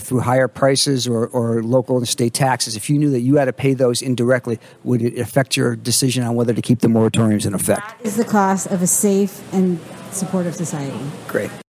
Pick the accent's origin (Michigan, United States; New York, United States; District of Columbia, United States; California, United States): California, United States; Novato; I am from Novato